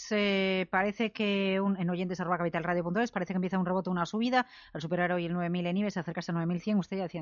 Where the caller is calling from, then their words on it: Alicante, Valencian Community, Spain; de Alicante.